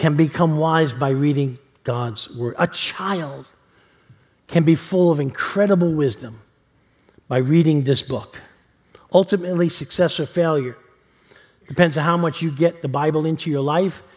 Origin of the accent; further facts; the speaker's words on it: New York City, New York, United States; growing up in New York City and living around mob guys